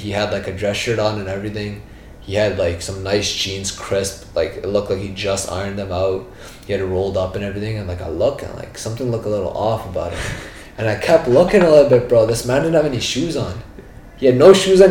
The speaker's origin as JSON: {"language": "English", "town": "Brampton", "region": "Ontario", "country": "Canada", "also_born_or_lived": "India", "lives_now": "Mississauga, Canada", "said": "I live in Mississauga right now, but I'm from Brampton initially"}